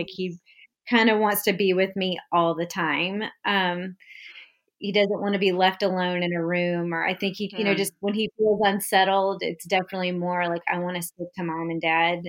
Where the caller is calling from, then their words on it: Westport, Connecticut, United States; Hi, I'm joining you from Westport, Connecticut, and I'm fine.